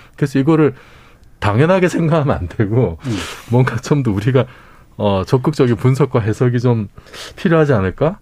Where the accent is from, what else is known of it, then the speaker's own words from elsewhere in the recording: South Korea; 한국 사람으로서